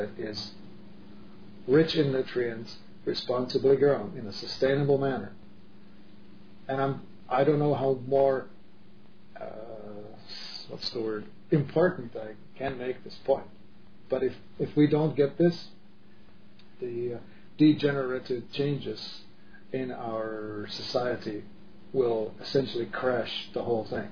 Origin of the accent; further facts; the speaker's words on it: Czechia; moved away; I grew up in Europe, in the, Czech Republic